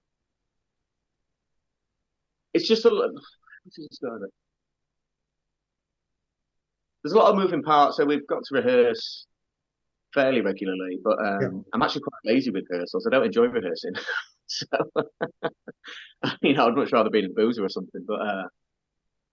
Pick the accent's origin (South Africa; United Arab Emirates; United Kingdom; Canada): United Kingdom; Doncaster, Yorkshire and the Humber; I was growing up in Doncaster